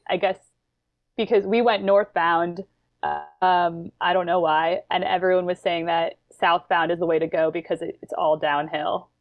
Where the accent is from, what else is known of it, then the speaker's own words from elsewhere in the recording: New York, United States; I grew up in, I'm from New York, and I've kinda grown up in the Adirondacks